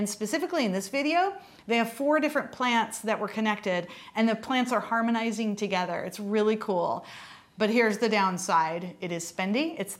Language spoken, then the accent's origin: English; Lansing, Michigan, United States; I was born in Lansing, Michigan